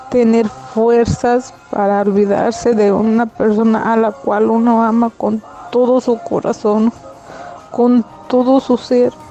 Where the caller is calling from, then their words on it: Santa Ana, California, United States; de Santana, California